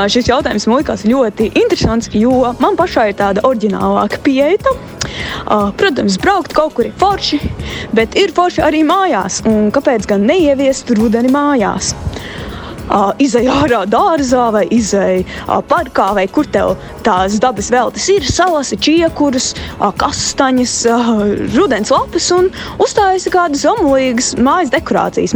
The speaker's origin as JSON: {"language": "Latvian", "country": "Latvia", "said": "Mēs esam latvieši"}